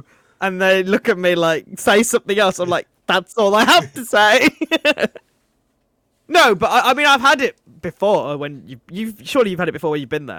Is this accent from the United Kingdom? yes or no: yes; England, United Kingdom; That's not a thing in Britain where I'm from. I'm from England. English. England.